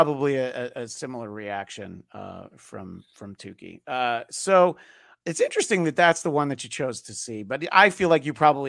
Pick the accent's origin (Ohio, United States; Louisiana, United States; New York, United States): New York, United States; accent: New York; I think my New York accent sometimes comes out, especially when I'm tired.